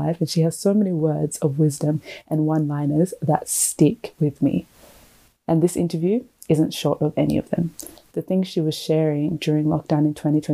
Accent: Perth, Western Australia, Australia; moved away as an adult; also born or lived in Melbourne; originally I'm from Perth

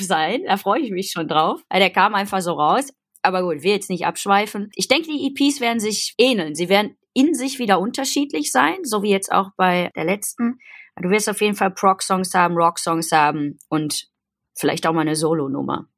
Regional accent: Gelsenkirchen, North Rhine-Westphalia, Germany; now in Cologne, Germany; aus dem tiefsten Herzen vom Pott und zwar aus äh, Gelsenkirchen-Horst. Da bin ich geboren.

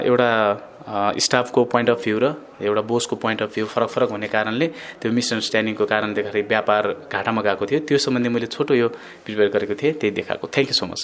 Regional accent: Salyan, Karnali Province, Nepal; now in Kathmandu, Nepal; म अहिले काठमाडौँमा कुङ्गबुस्थित बसिरहेको छु मेरो घर चाहिँ सल्यान हो र अहिले चाहिँ मेरो पढाइको सिलसिलामा चाहिँ ब्याचलर कम्प्लिट भएर

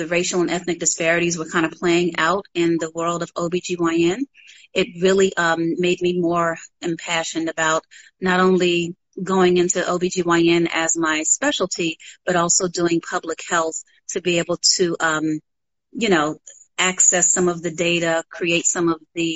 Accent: New York City, New York, United States; moved away as an adult; now in Atlanta, United States; as a child growing up in Harlem

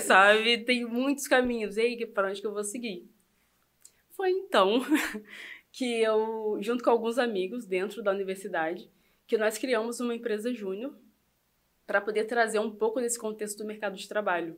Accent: Itaperuna, Rio de Janeiro, Brazil; moved away as an adult; also born or lived in Campos dos Goytacazes; now in Cabo Frio, Brazil; Nascida e criada em Itaperuna, fui para Campos nessa época

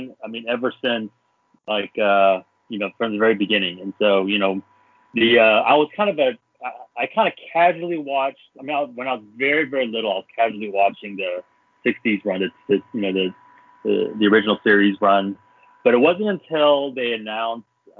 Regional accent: Dallas, Texas, United States; I grew up in Dallas, the Dallas, Texas area.

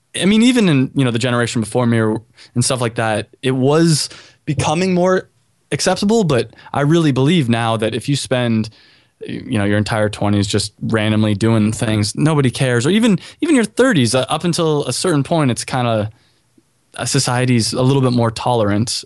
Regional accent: California, United States; also born or lived in Chicago; now in Miami, United States; I'm from California

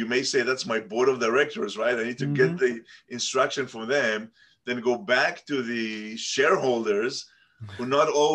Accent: Tel Aviv, Tel Aviv District, Israel; I was born in Tel Aviv and grew up in Tel Aviv

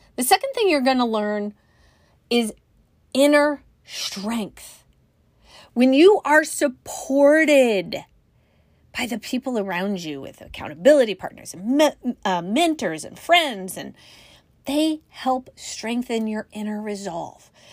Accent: Northern California, United States; now in Midwest, United States; I grew up in Northern California

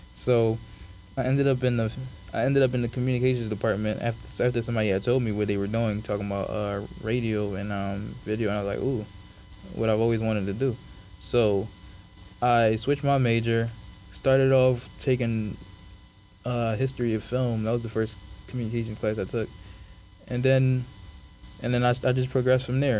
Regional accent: Philadelphia, Pennsylvania, United States; also born or lived in Africa / Rhode Island; around like third grade, I moved to Philly, where I was raised

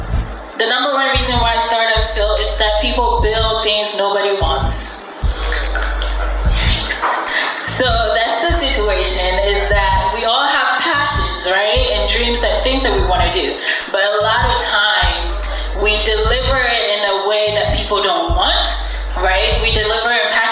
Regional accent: Ghana; also born or lived in Norfolk, Virginia; now in United States; I was born and raised in Ghana, and my mom wanted us to come here for education.

